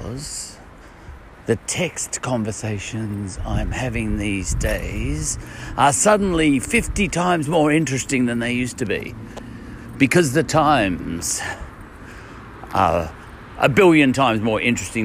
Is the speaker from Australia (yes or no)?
yes; Australia; I come from Australia